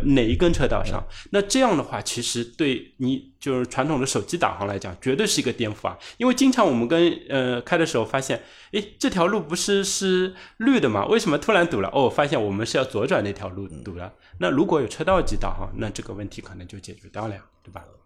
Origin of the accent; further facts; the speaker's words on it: China; 这也是我们中国人的骄傲